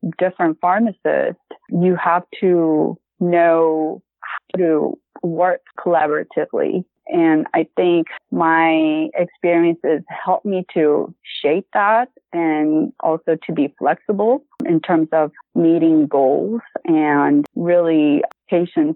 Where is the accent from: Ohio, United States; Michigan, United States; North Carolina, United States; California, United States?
California, United States; South Bay; also born or lived in San Diego County; I transferred to South Bay location. That's my hometown.